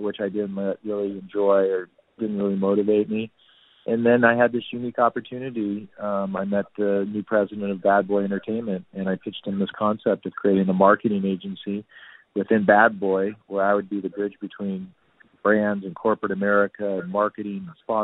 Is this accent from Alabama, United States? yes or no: no; Danville, California, United States; now in New York City, United States; I grew up in a really cool suburb in Northern California called Danville.